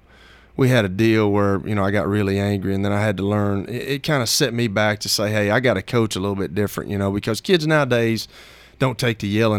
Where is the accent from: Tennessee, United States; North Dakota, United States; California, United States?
Tennessee, United States; Shelbyville; I'm from Shelbyville.